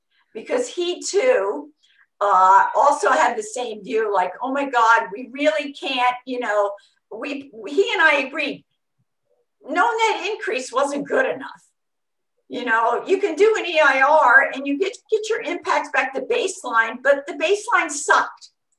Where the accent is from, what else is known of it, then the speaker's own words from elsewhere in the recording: Long Beach, California, United States; I came from Long Beach